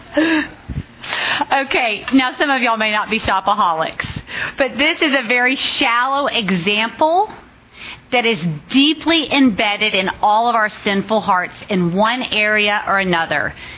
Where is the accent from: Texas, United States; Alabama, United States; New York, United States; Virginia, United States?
Virginia, United States; Richmond; moved away as an adult; now in Dallas, United States; I grew up in Richmond, Virginia